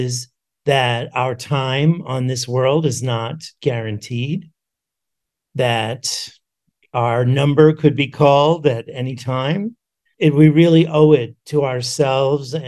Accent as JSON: {"language": "English", "town": "New York City", "region": "New York", "country": "United States", "tie": "born or raised there", "said": "I grew up in New York City"}